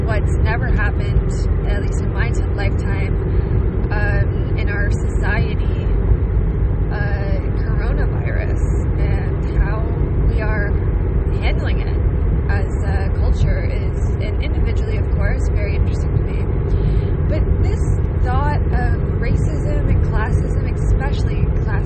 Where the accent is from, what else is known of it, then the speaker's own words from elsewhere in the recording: Canada; I didn't earn being a Canadian